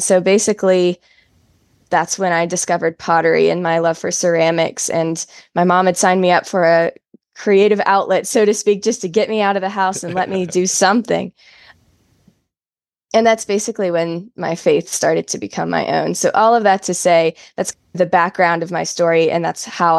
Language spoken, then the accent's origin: English; Southern United States, United States; And from then, it was relatively a normal Christian childhood growing up in the South.